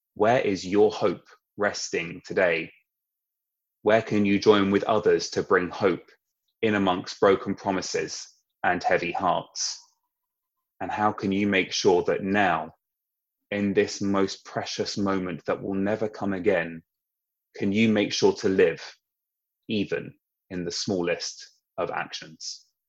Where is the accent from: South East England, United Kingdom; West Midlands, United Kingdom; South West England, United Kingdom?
South East England, United Kingdom; Sussex; moved away as an adult; now in London, United Kingdom; I grew up in Sussex